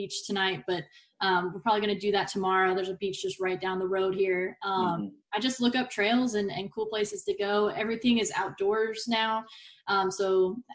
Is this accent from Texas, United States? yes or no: yes; Dallas, Texas, United States; moved away as an adult; also born or lived in Alaska; now in Portland, United States; I grew up in Dallas, so there was no ocean near me.